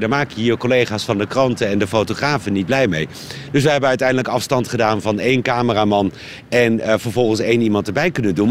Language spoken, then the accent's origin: Dutch; Netherlands; Ik als Hollander